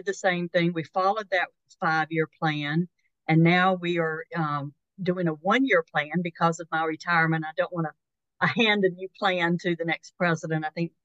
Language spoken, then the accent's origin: English; North Carolina, United States; when I was growing up in North Carolina